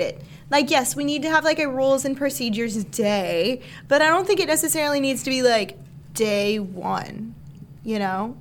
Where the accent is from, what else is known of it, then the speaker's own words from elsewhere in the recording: Alaska, United States; I was born in Alaska.